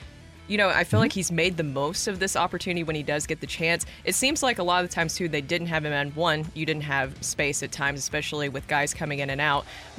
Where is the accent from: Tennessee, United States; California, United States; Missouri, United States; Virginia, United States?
Tennessee, United States; born or raised there; now in St. Louis, United States